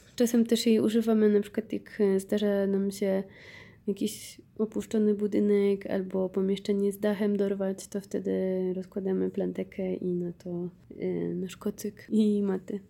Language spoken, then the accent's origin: Polish; Poland